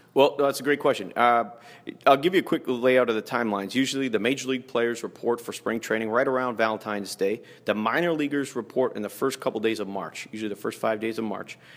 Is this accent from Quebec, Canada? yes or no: no; Toronto, Ontario, Canada; moved away as an adult; now in Fort Myers, United States; I grew up in Toronto